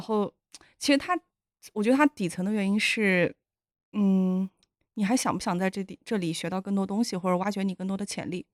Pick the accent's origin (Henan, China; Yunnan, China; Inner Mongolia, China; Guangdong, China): Yunnan, China; moved away; 我是云南人